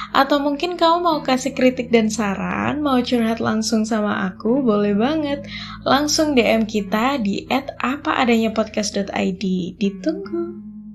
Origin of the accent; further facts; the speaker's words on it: Java, Indonesia; aku adalah orang Jawa